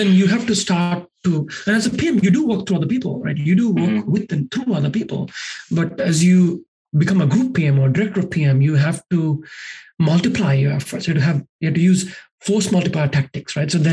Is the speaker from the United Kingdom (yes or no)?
no; Sri Lanka; moved away as an adult; now in United States; I grew up in Sri Lanka, and that's where I'm originally from.